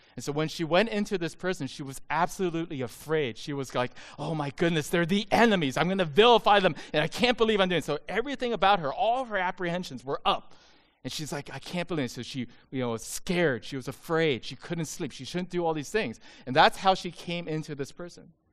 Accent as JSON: {"language": "English", "country": "United States", "said": "I'm Asian American"}